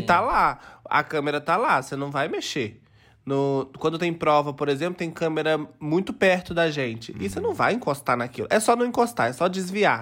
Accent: interior of Minas Gerais, Brazil; eu sou uma gayzinha do interior de Minas Gerais.

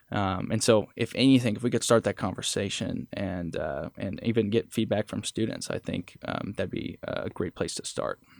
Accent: Holton, Kansas, United States; also born or lived in Oswego, Kansas; Holton's my hometown

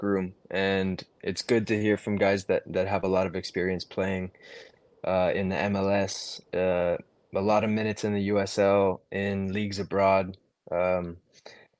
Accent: Santa Barbara, California, United States; I grew up in Santa Barbara, California, playing club soccer my whole life

